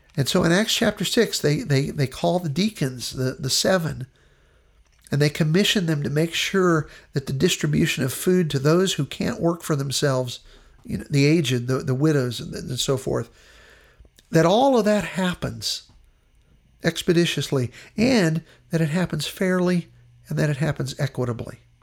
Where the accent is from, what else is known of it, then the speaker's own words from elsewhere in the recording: Western Pennsylvania, United States; where I grew up in Western Pennsylvania